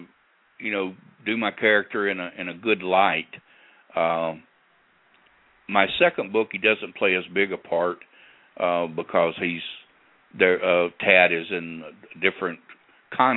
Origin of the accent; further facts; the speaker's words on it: Corinth, Mississippi, United States; my hometown of Corinth, Mississippi